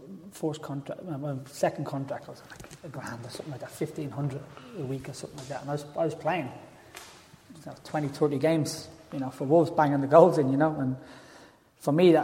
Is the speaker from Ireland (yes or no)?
yes; Dublin, Leinster, Ireland; All of us from my area where I was brought up in Tala.